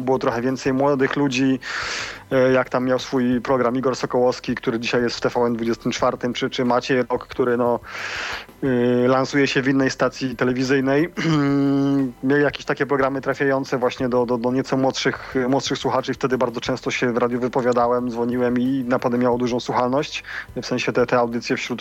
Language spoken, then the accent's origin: Polish; Siemianowice Śląskie, Silesian Voivodeship, Poland; pochodzę ze Śląska